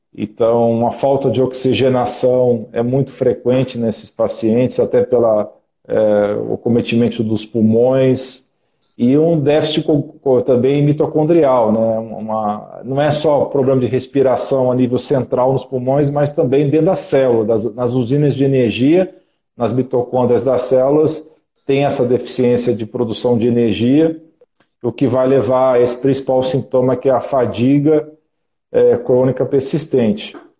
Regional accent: Brasília, Federal District, Brazil; moved away as an adult; now in São Paulo, Brazil; eu sou natural de Brasília

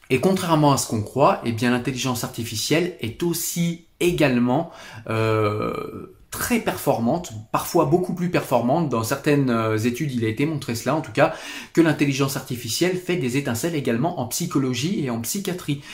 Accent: France; chez nous en France

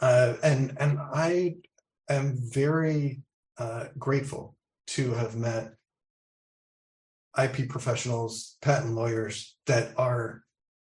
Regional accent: Massachusetts, United States; also born or lived in Rhode Island; now in Maryland, United States; I am living in Maryland currently, but I'm originally from the Northeast, Massachusetts

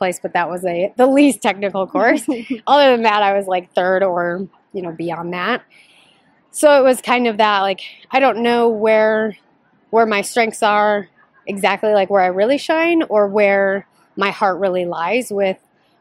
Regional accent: Pocatello, Idaho, United States; Pocatello, Idaho, okay. Eastern Idaho.

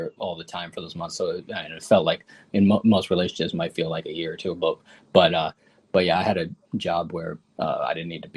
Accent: Chicago, Illinois, United States; I was born in Chicago, and I went to Cornell University and WashU Law School

